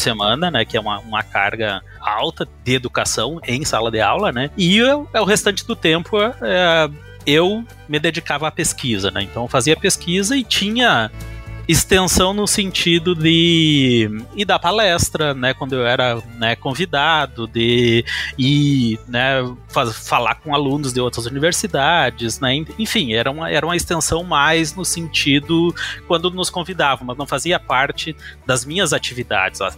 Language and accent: Portuguese; Manoel Viana, Rio Grande do Sul, Brazil; also born or lived in Santiago, Rio Grande do Sul / Santa Catarina; now in North Carolina, United States; eu sou gaúcho de Manuel Viana, né? Nasci em Santiago, né, é, no Rio Grande do Sul